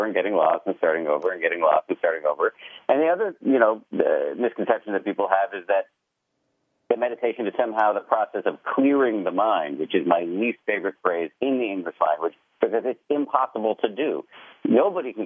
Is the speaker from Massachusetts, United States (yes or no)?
yes; Massachusetts, United States; I was raised in the People's Republic of Massachusetts